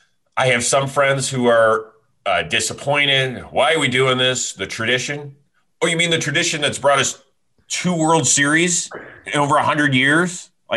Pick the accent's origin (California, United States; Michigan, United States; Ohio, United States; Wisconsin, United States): Ohio, United States; Cleveland; I'm from Cleveland.